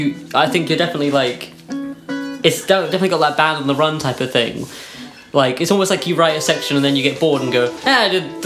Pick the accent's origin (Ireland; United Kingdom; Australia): United Kingdom; I hate being British.